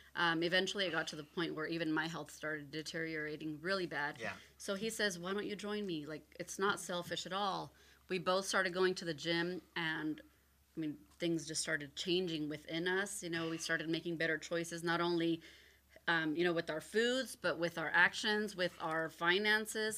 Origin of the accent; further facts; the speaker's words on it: Oceanside, California, United States; I'm born and raised in Oceanside